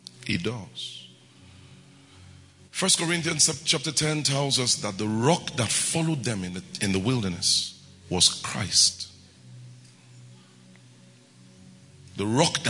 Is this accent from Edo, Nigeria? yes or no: yes; Benin City, Edo, Nigeria; I grew up in Benin